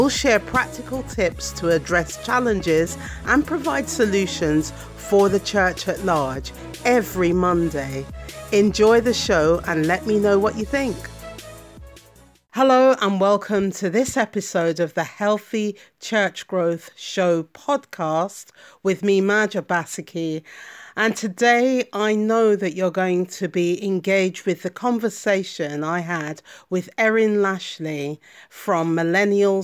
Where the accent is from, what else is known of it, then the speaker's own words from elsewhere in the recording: United Kingdom; accent: UK; I'm in the UK because you can hear from my accent.